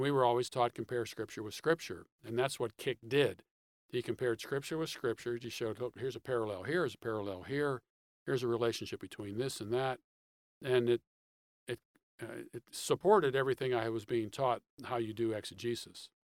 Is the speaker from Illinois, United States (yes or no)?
no; Pittsburgh, Pennsylvania, United States; moved away as an adult; also born or lived in Michigan; now in Atlanta, United States; I'm originally from Pittsburgh, Pennsylvania. I grew up in the suburbs of uh, Pittsburgh